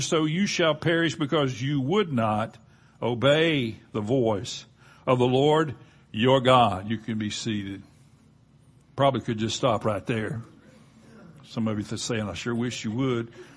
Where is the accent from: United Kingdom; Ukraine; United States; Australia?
United States; Gulf Coast; growing up on the Gulf Coast